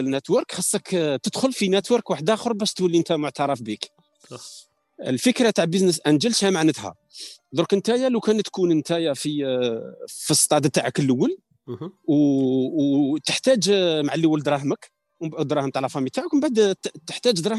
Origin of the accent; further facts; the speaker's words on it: Algeria; حنا حاصله عندنا في الجزائر